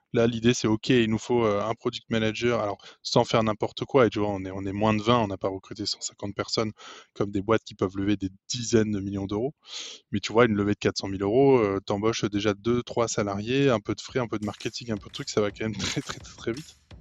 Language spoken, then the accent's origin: French; Lille, Hauts-de-France, France; je suis lillois j'ai 29 ans